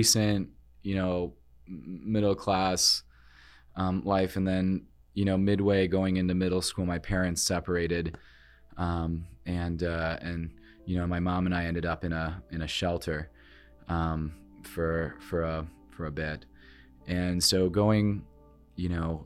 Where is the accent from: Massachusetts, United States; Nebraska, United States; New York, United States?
Nebraska, United States; Norfolk; I was born in Norfolk, Nebraska, so I'm Nebraska through and through